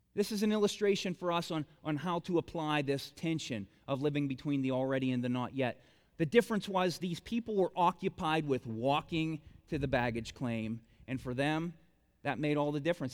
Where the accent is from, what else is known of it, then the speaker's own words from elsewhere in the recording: Bolivar, United States; I'm, I'm from Bolivar.